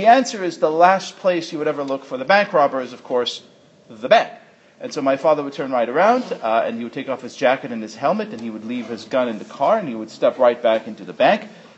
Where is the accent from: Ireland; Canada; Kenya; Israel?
Israel; now in New York City, United States; I was born in Israel